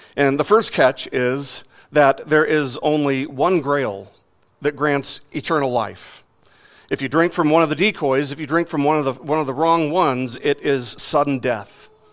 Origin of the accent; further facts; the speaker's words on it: Las Vegas, Nevada, United States; growing up in Las Vegas